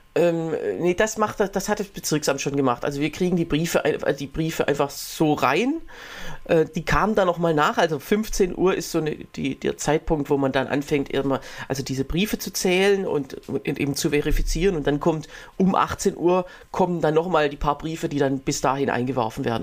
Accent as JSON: {"language": "German", "region": "Berlin", "country": "Germany", "said": "bei uns in Berlin"}